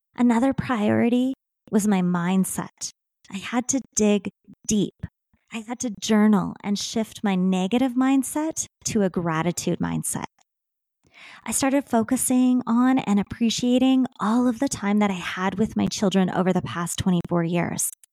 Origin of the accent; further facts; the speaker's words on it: Saskatchewan, Canada; I am a Canadian girl that was born and raised in Saskatchewan.